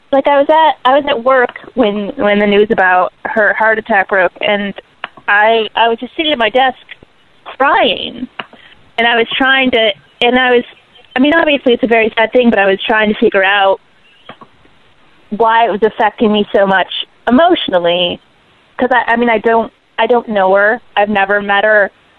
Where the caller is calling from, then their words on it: New York City, New York, United States; calling from Brooklyn.